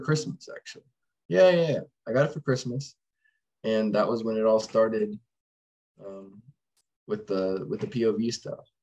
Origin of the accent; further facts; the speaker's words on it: Rogers, Arkansas, United States; I was born in Rogers, which is right next to Bentonville um, and pretty much grew up there, just in the cities around, moving over time, and still live here today